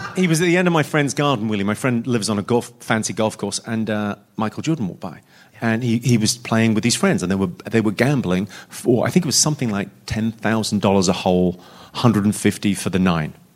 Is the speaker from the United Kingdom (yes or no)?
yes; United Kingdom; a British man